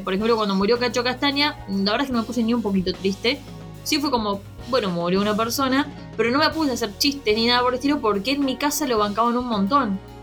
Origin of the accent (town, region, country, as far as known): Argentina